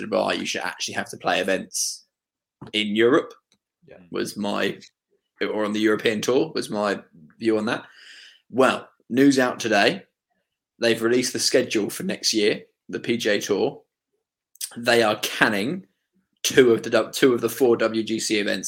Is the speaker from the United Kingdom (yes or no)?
yes; United Kingdom; I'm from the South